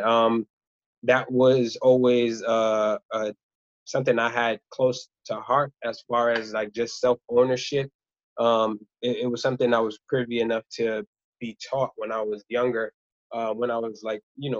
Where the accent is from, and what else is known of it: New York City, New York, United States; born or raised there; also born or lived in Rwanda